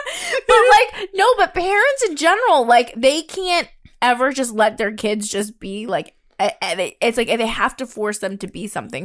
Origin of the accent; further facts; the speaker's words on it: New York City, New York, United States; because I was raised in Brooklyn too.